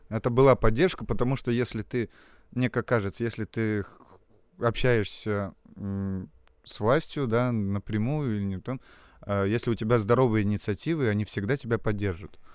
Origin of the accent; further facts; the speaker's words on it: Salekhard, Yamalo-Nenets Autonomous Okrug, Russia; moved away as an adult; now in Saint Petersburg, Russia; Вообще из города Салихарда, это Ямалонейский автономный округ